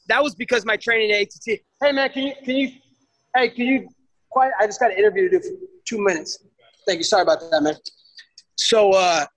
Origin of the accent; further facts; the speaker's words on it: Oregon, United States; I'm a kid from Oregon who, you know, come from humble beginnings